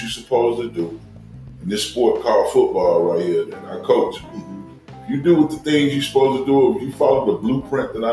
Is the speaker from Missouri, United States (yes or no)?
no; Chicago, Illinois, United States; I grew up in the Chicago public schools